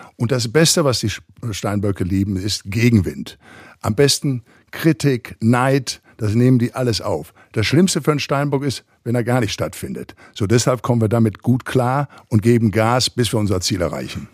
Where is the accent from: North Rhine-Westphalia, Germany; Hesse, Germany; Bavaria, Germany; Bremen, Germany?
North Rhine-Westphalia, Germany; Recklinghausen; moved away as an adult; now in Los Angeles, United States; ich komme ja aus Recklinghausen, aus dem Ruhrgebiet